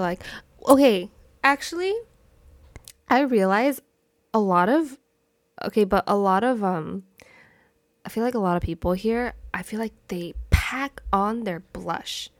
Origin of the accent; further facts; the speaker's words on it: United States; I was literally, like, born and raised my whole entire life in America.